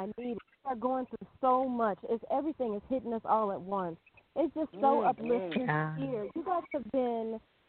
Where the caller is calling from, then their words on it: New Mexico, United States; I am calling from, well, I'm actually calling from two different places. I'm calling from New Mexico